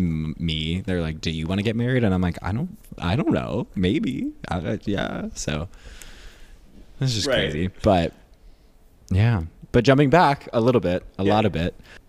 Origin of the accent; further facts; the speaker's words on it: Cooperstown, New York, United States; I grew up in Cooperstown, which is like way north of the city, kind of like Oneonta and Albany. So I feel the like rural small town